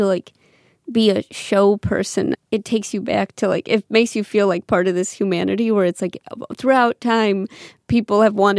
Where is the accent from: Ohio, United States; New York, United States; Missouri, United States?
Missouri, United States; St. Louis; St. Louis. So it's a Missouri for me.